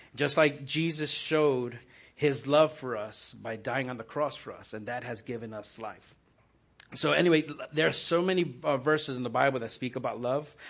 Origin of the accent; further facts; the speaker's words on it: New York, United States; moved away; I was growing up in New York